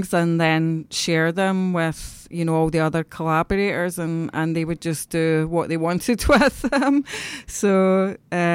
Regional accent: East Kilbride, Scotland, United Kingdom; we're both from East Kilbride

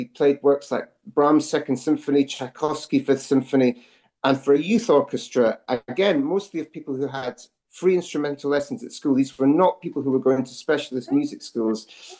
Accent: Scotland, United Kingdom; moved away as an adult; also born or lived in Edinburgh / Glasgow / London; I feel more Scottish now today living outside the country than I did probably growing up.

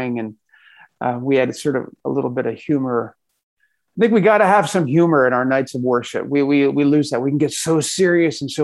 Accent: Philadelphia, Pennsylvania, United States; a kid growing up in Philadelphia

